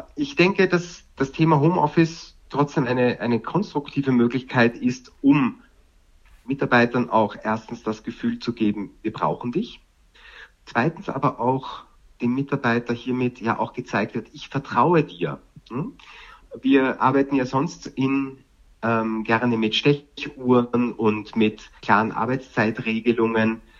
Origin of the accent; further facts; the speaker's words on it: Vienna, Austria; now in Germany; Ich komme ja ursprünglich aus Wien